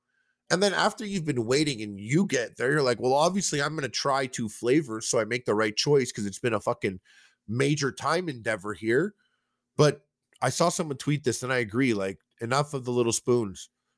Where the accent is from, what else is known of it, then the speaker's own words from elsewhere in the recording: Quebec, Canada; just like this suburb, English-speaking suburb, like a little outside of Montreal.